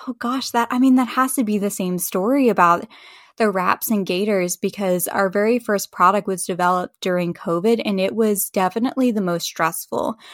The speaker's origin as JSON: {"language": "English", "town": "Charlottesville", "region": "Virginia", "country": "United States", "tie": "born or raised there", "said": "I grew up in Charlottesville, Virginia, so I have a very strong tie to that community"}